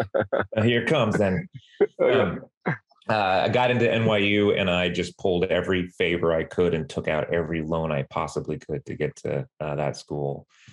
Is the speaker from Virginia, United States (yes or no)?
no; San Antonio, Texas, United States; also born or lived in Denton, Texas; I was born in San Antonio and raised there too.